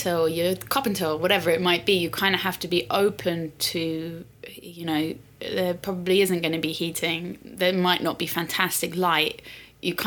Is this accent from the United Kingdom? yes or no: yes; London, United Kingdom; I was like born and raised in London